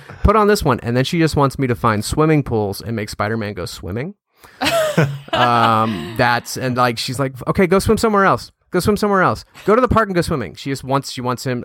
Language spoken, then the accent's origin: English; Louisiana, United States; moved away as an adult; also born or lived in San Francisco; I moved back to my hometown. That's where I live now